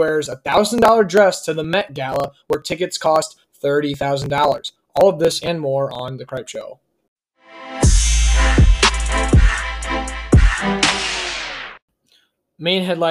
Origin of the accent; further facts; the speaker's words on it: United States; as American people